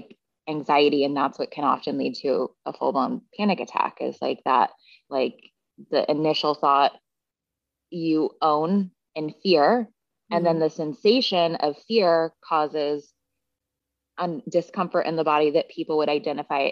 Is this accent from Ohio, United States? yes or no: no; Seattle, Washington, United States; I grew up in Seattle